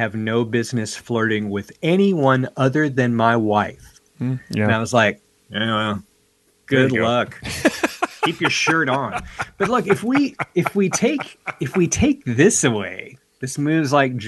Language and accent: English; Tennessee, United States; my home state, Tennessee